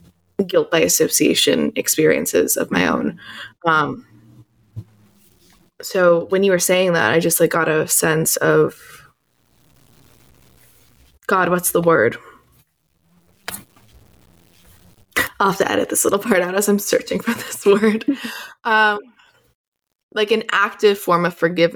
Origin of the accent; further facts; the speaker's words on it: New York City, New York, United States; I'm from New York City, where I grew up around a lot of atheists